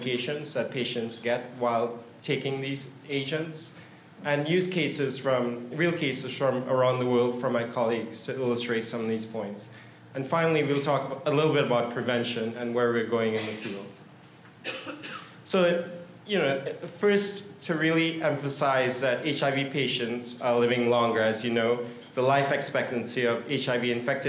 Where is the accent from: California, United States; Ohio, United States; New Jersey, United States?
California, United States; Northern; I'm from Northern California